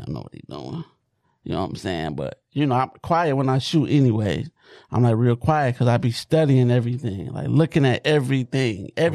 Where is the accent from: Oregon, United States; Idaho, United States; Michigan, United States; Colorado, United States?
Michigan, United States; Detroit; I'm from Southwest Detroit